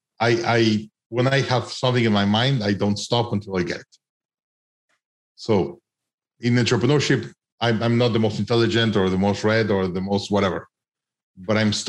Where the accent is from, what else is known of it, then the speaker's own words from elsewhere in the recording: Mexico; I'm from Mexico